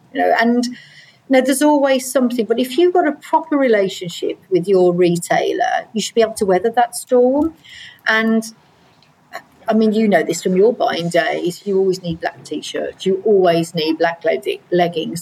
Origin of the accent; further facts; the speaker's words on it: Midlands, United Kingdom; moved away; I'm from the Midlands anyway originally